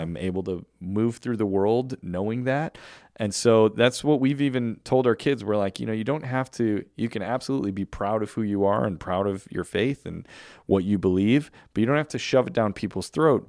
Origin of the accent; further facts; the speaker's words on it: United States; I am glad that I was born in America because I could have been born in a million other places on this earth, but I was born in America